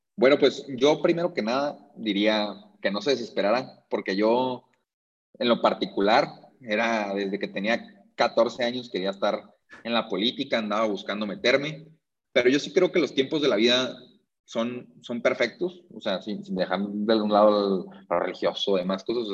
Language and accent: Spanish; Tijuana, Baja California, Mexico; moved away as an adult; now in Mexico City, Mexico; Estoy aquí en la Ciudad de México, este, pero soy 100% tijuanense.